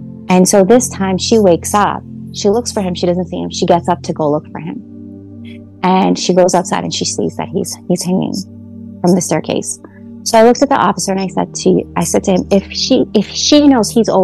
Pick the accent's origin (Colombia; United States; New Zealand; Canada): United States; the same complex that we grew up in Highland Park